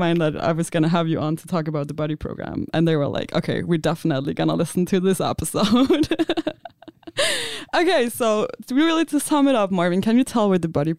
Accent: Denmark; moved away as an adult; now in Stuttgart, Germany; I'm from Denmark, and I study digital concept development at the Business Academy in Aarhus. I came to Stuttgart in March 2021 for an exchange semester

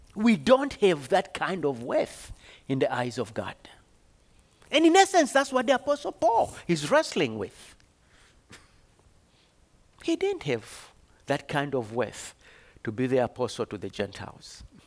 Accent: Zambia; moved away as an adult; I was born in Zambia, came here on a scholarship many d, centuries ago.

